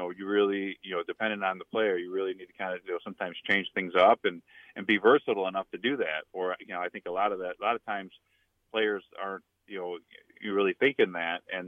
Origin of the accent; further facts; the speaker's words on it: outside of Chicago, Illinois, United States; moved away; also born or lived in Nebraska / New Orleans / Indiana; growing up outside of Chicago